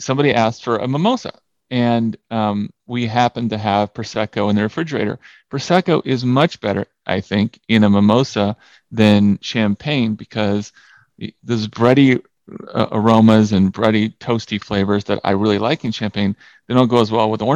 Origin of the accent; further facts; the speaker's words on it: California, United States; I'm from California